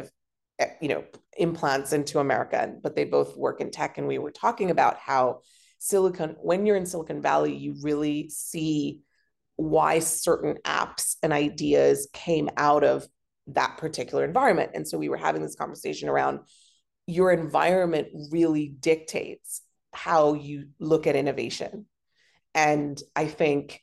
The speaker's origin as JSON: {"language": "English", "country": "Hong Kong", "tie": "born or raised there", "said": "growing up in Hong Kong, because we have fantastic public transport and it's a pedestrian city"}